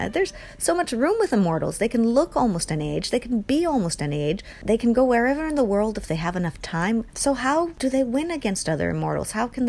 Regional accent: Seattle, Washington, United States; moved away as an adult; also born or lived in Michigan; now in Japan; I'm more than halfway through a century. I'm from Michigan, raised in Seattle, and live in Japan.

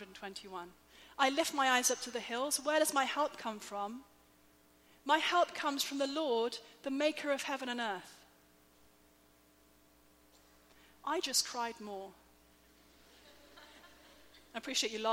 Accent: England, United Kingdom; I'm English

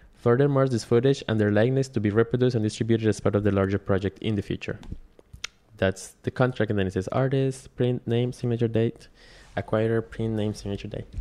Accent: Quindío, Colombia; now in New York, United States; There are relatively small places in, in Quindío, Colombia, which is the smallest state and it's very pretty rural. My grandpa grows coffee, the coffee mm-hmm. farm, and I grew up kind of like in that a lot of greenery

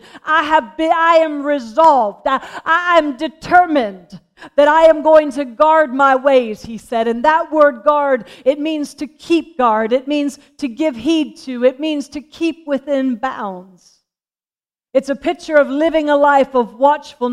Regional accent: Pennsylvania, United States; When I was born and I was raised in Pennsylvania, we had horses

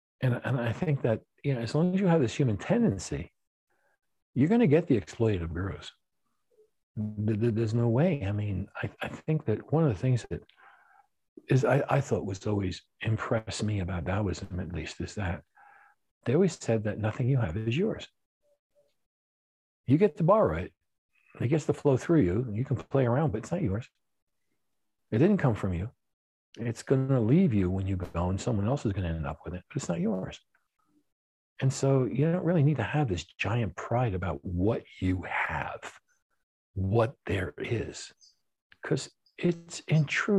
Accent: New York City, New York, United States; And, you know, things which I had growing up in New York City, that was a place where the Jews were right, Palestinians are wrong.

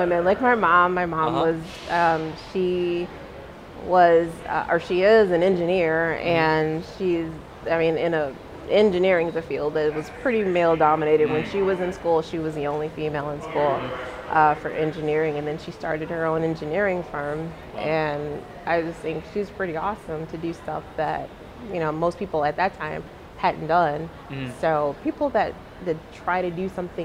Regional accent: United States

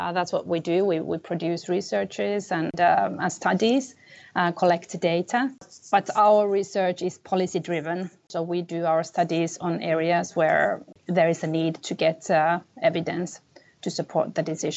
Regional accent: Finland; moved away; also born or lived in Middle East / India; I come from Finland, which is my home country and my country of nationality

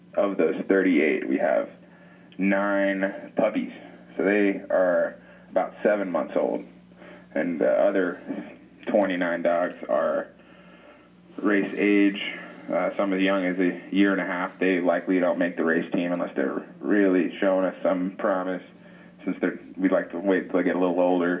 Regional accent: Atlanta, Georgia, United States; moved away as an adult; now in Alaska, United States; I'm originally from Atlanta, Georgia, and I found my way up here

